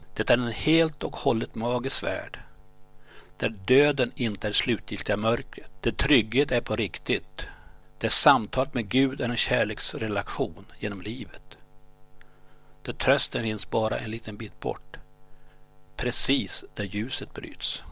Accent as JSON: {"language": "Swedish", "town": "Gottne", "region": "Västernorrland County", "country": "Sweden", "tie": "born or raised there", "also_born_or_lived": "Örnsköldsvik", "accent": "Gottnemålet (Bondska)", "said": "Vi var tre från Gottne, jag, Dan och Alvar. Vi talade Bondska, Gottnemålet"}